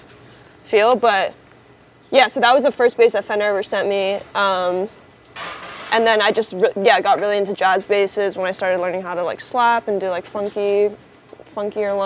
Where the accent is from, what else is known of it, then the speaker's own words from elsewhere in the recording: New York City, New York, United States; always playing in bands growing up in New York City